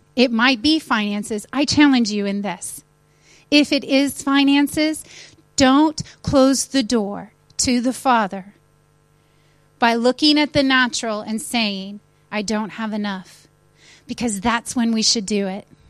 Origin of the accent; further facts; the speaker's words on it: United States; moved away as an adult; now in United Kingdom; I'm American, but forgive me. I'm British too because now I have a driver's license